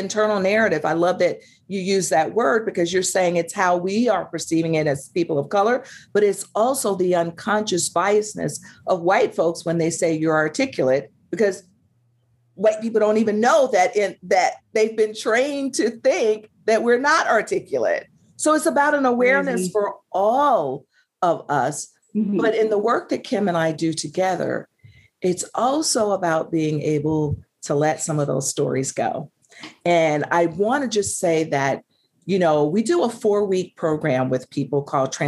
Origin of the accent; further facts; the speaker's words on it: the South, United States; I'm a Southerner